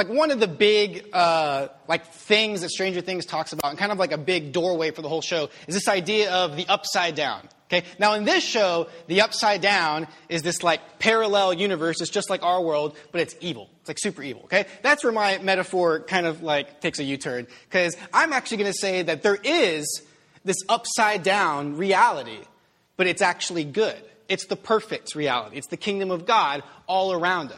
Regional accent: United States; I'm an American.

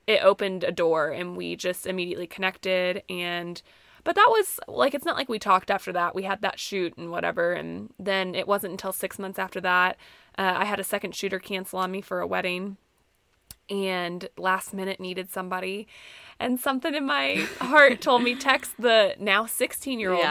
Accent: Missouri, United States; moved away as an adult; also born or lived in Northwest Arkansas; I grew up in Missouri and then ended up in Northwest Arkansas for college

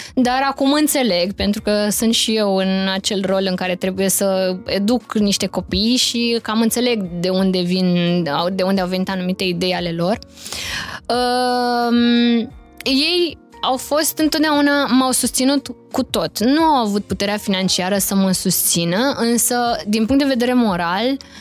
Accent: Romania; moved away as an adult; noi ca români

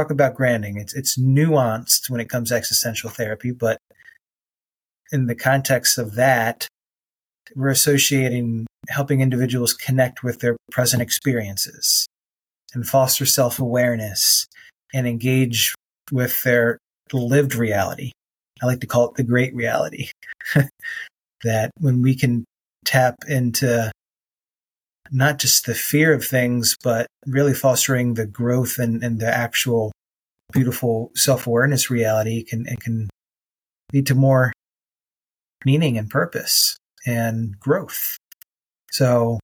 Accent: United States; as an American

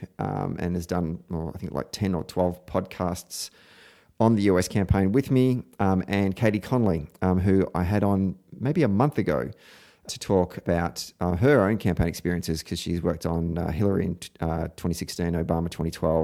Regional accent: Victoria, Australia; I'm a bad Victorian

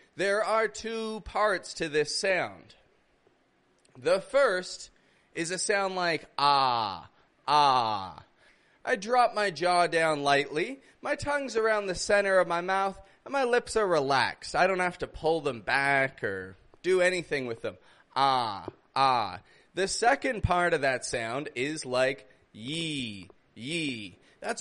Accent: Canada; now in Mexico; I come from Canada. I live in Mexico

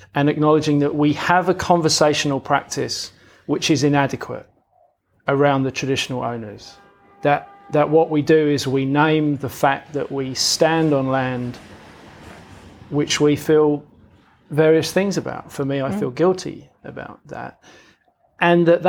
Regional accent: London, United Kingdom; moved away; I grew up in London, which is why I've got a funny accent.

